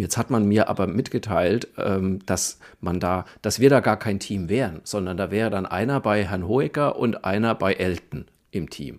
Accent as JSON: {"language": "German", "area": "Franconia", "region": "Bavaria", "country": "Germany", "said": "ich komme ja aus der Provinz in Franken"}